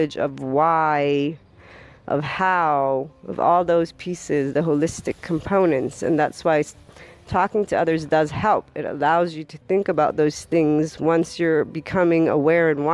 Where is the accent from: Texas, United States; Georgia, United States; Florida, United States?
Florida, United States; I am actually from the Sunshine State